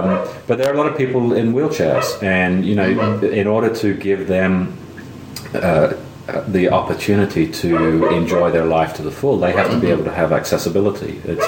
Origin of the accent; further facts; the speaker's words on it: England, United Kingdom; now in Athens, United States; I mean, I grew up in Europe. Everybody uses the bus.